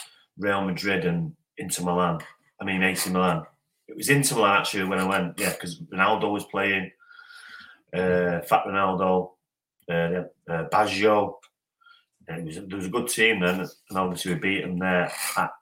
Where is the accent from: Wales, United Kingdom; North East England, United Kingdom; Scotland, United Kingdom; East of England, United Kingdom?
Wales, United Kingdom; Welsh; I'm not English, I'm Welsh.